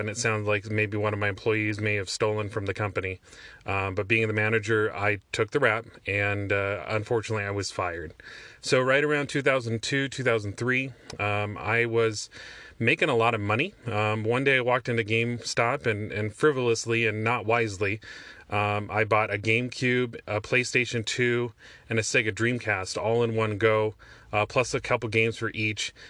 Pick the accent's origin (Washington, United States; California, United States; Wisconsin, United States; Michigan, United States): Washington, United States; Olympia; the west side of Olympia, my hometown